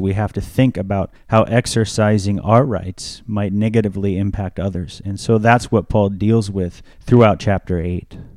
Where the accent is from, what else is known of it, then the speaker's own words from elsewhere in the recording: United States; As an American